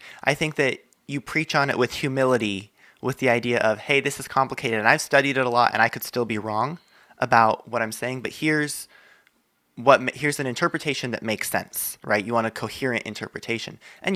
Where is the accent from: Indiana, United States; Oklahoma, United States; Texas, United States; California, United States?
California, United States; Bay Area; being from the Bay Area